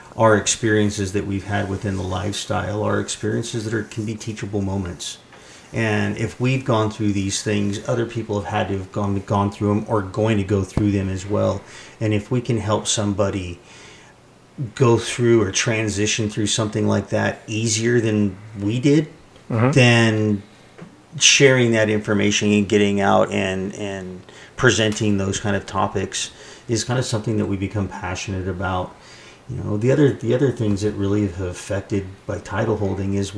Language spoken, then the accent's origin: English; Central California, United States; I was raised in Central California on a farm in a very conservative family